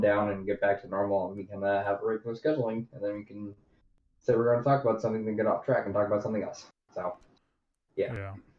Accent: United States; I grew up on the Delta

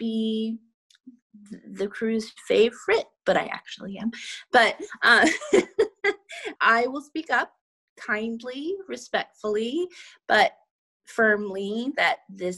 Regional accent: Maine, United States; also born or lived in Savannah; now in Los Angeles, United States; I grew up in Maine

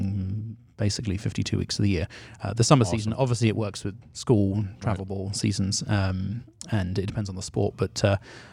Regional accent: London, United Kingdom; now in United States; I grew up in Northwest London

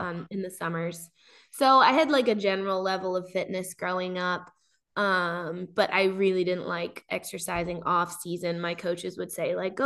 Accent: Annapolis, Maryland, United States; I'm from Annapolis, Maryland, like Sean.

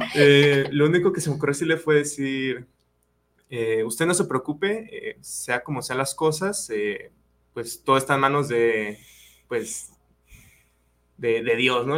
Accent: Yahualica, Jalisco, Mexico; mi pueblo, yo soy de Yagualica

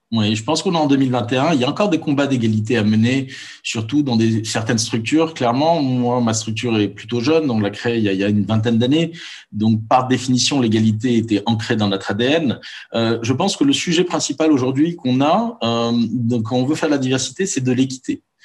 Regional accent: Morocco; moved away as an adult; also born or lived in Paris, France; j'ai grandi pendant 18 ans au Maroc entouré d'amis musulmans.

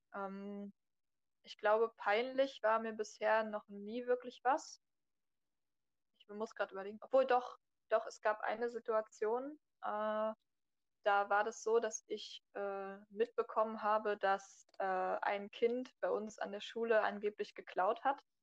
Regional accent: Berlin, Germany; ich bin 19 Jahre alt, äh, komme aus Berlin

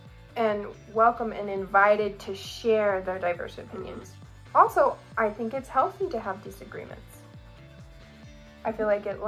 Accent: Arizona, United States; now in Rexburg, United States; we're originally from Arizona.

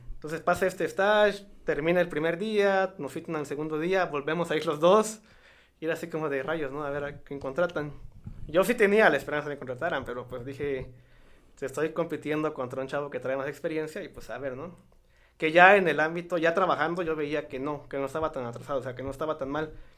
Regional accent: Santiago Matatlán, Oaxaca, Mexico; born or raised there; moved away as an adult; also born or lived in United States

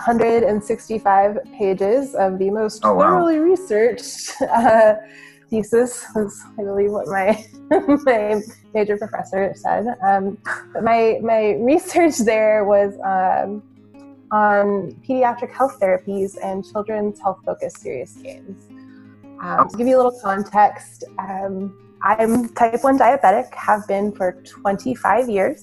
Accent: Iowa, United States; moved away; I was born and raised in Iowa, middle of the country

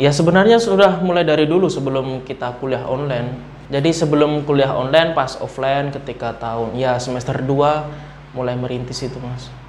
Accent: Boyolali, Central Java, Indonesia; dari Boyolali Mas kebetulan.

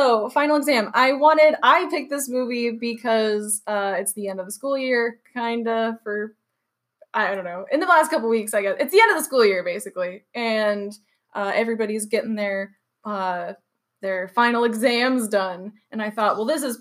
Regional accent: Phoenix, Arizona, United States; I am born and raised in Phoenix

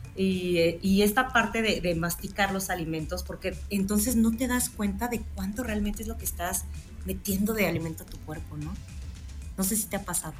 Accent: Mexico; ¿cómo somos el mexicano, no? El ingenio mexicano

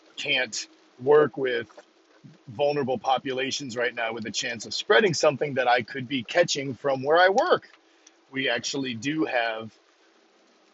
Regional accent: Maine, United States; up in Maine here, I'm from Maine

